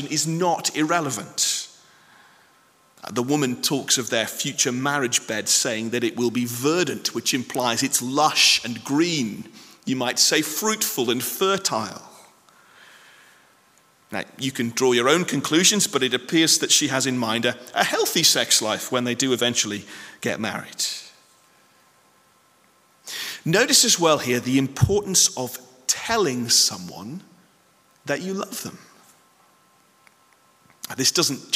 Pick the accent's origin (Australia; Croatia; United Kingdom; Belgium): United Kingdom; I know we're very British